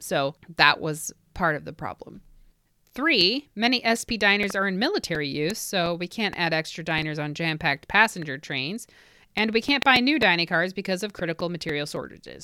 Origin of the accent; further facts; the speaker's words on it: Indiana, United States; from Indiana, my home state